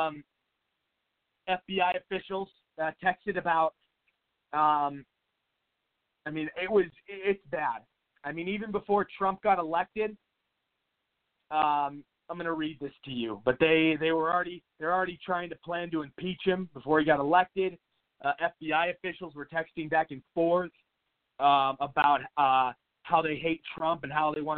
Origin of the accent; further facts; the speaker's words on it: Washington, United States; now in Arizona, United States; my home state of Washington